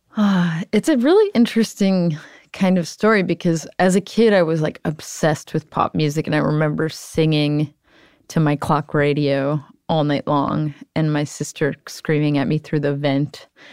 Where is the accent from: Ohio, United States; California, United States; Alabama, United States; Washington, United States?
Ohio, United States; Cleveland; moved away; I'm from Cleveland, Ohio